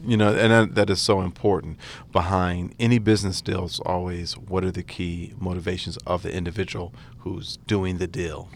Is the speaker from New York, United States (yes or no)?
no; Atlantic City, New Jersey, United States; I'm from Atlantic City, New Jersey